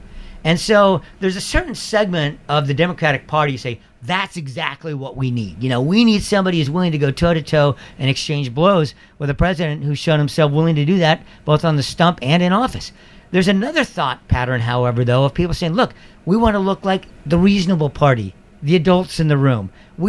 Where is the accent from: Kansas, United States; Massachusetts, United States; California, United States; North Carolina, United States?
California, United States; I'm a native Californian. What the heck? You know, I love my home state.